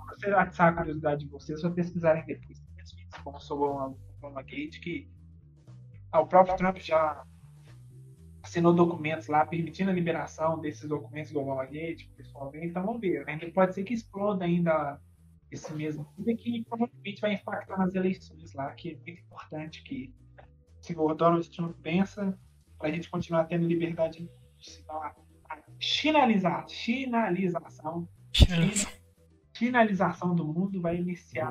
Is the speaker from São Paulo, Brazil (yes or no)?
no; Belo Horizonte, Minas Gerais, Brazil; nós que somos de Minas, né? De BH especificamente